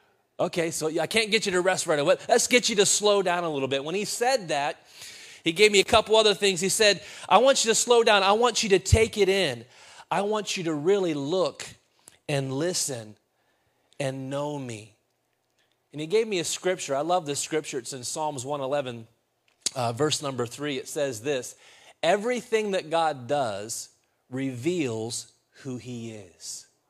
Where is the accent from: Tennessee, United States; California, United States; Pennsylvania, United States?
Pennsylvania, United States; Reynoldsdale; my mom still had the house that we grew up in Reynoldsdale, Pennsylvania.